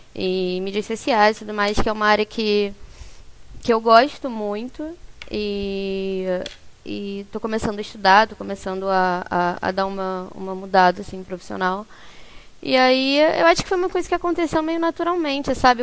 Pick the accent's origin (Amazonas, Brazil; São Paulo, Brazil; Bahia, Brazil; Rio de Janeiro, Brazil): Rio de Janeiro, Brazil; Eu sou do Rio, eu sou do Rio.